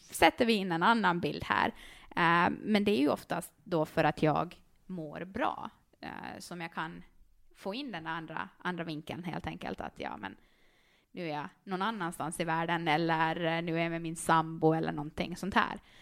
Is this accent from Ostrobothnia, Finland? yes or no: no; Karis, Uusimaa, Finland; accent: Finland Swedish; moved away as an adult; now in Åland, Finland; jag är ju född och uppvuxen där